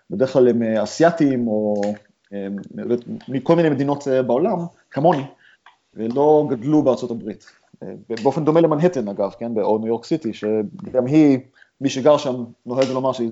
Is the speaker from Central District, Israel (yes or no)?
no; Ramat Gan, Tel Aviv District, Israel; now in San Francisco, United States; תשמע, אני מרמת גן, אבל אני מהחלק המגניב של רמת גן, זה קרוב לבורסה.